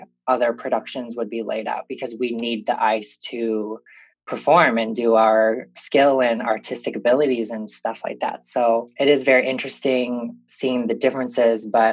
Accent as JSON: {"language": "English", "town": "Rochester", "region": "Minnesota", "country": "United States", "tie": "born or raised there", "said": "I'm from Rochester, Minnesota. I grew up here"}